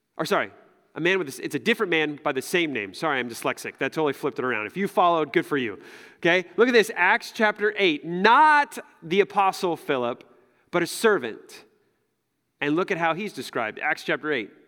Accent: United States; as an American, as American Christians

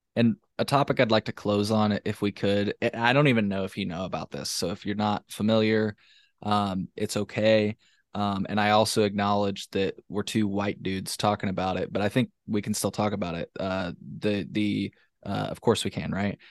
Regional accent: Champaign, Illinois, United States; I'm from Champaign, uh, Champaign

